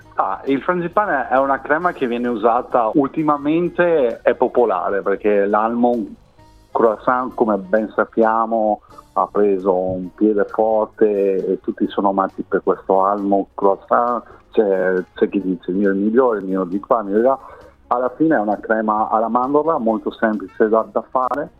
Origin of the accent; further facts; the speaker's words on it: Rovigo, Veneto, Italy; moved away as an adult; io vengo da una piccola città del Veneto, si chiama Rovigo